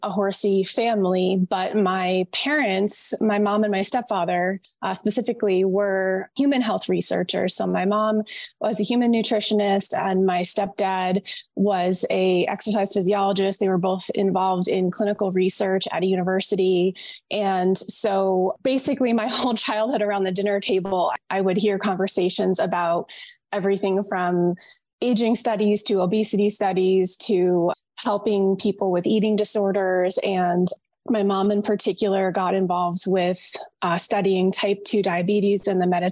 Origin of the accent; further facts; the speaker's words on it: Vermont, United States; moved away; also born or lived in Massachusetts; I grew up in Vermont